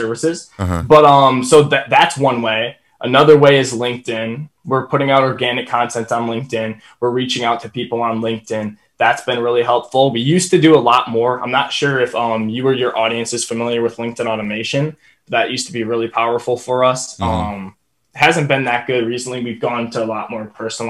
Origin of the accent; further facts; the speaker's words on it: Wisconsin, United States; I'm from Wisconsin